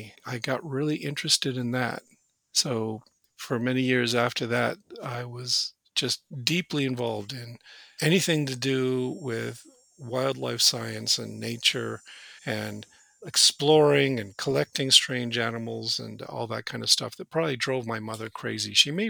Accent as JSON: {"language": "English", "region": "Washington", "country": "United States", "tie": "born or raised there", "said": "Yeah, I grew up in Western Washington State, south of Seattle. I come from a working class family."}